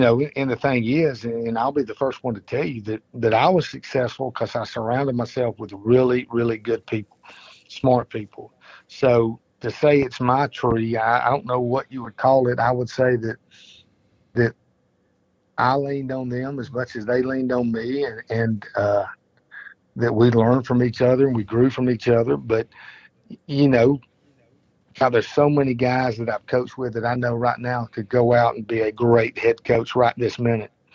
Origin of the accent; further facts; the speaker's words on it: Mapleton, Georgia, United States; we grew up in Mapleton